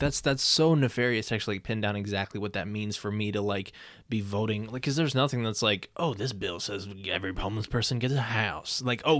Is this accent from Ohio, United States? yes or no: yes; Ohio, United States; Because we're from Ohio, so like, right.